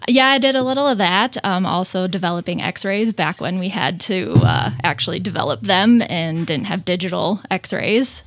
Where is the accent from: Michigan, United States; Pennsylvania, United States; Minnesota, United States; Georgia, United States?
Minnesota, United States; Fergus Falls; I was born and raised in Fergus